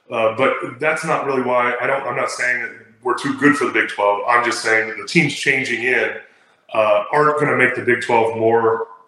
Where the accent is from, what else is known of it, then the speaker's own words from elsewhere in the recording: Utah, United States; My whole family's Mormon. I'm, I'm from Utah. I get it.